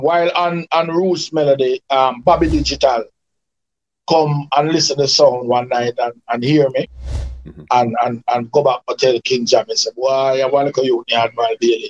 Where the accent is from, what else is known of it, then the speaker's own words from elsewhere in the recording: Kingston, Jamaica; also born or lived in Canada; my original Kingston 11